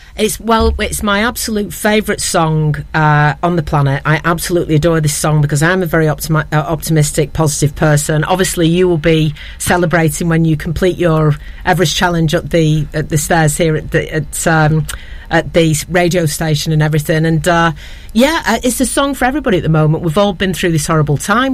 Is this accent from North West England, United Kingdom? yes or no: yes; Ramsbottom, North West England, United Kingdom; growing up in Ramsbottom with my very charismatic, slightly alcoholic father